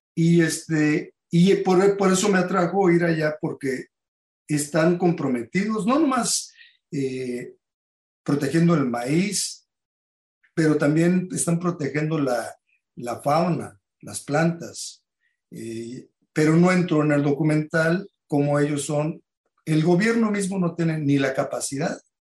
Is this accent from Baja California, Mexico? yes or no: yes; Tijuana, Baja California, Mexico; yo crecí en Tijuana.